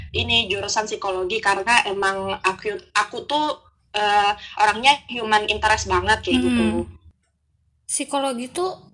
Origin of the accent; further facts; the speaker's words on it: Pangkalan Bun, Central Kalimantan, Indonesia; now in Banjarbaru, Indonesia; Jadi kenalin … Asal aku Pangkalan Bun. Sekarang aku kuliah di Banjarbaru